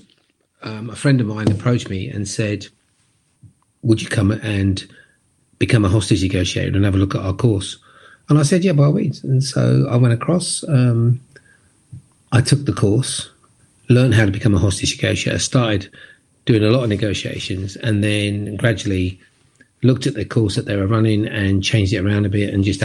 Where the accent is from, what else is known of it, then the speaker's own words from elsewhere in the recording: London, United Kingdom; I was born and bred in Brixton in London, which is a pretty tough area.